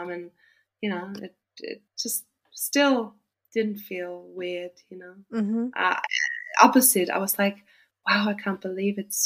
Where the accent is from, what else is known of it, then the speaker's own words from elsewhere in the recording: Austria; moved away as an adult; now in Australia; I live in the south